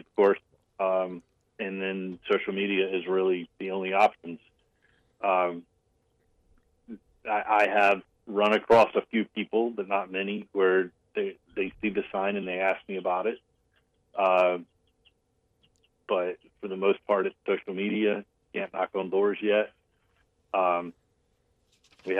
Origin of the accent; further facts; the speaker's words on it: United States; I grew up in Sockety, 2 miles from door to door from where I live now to my mom's house, where I grew up